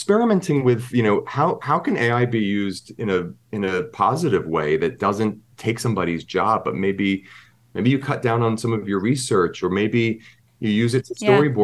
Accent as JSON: {"language": "English", "region": "Pennsylvania", "country": "United States", "tie": "born or raised there", "moved": "yes", "lives_now": "New York, United States", "said": "my upbringing of growing up in Pennsylvania"}